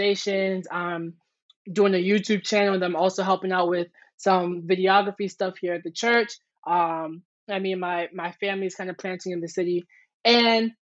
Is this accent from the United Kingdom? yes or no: no; New York City, New York, United States; also born or lived in Buffalo; I'm from Harlem, New York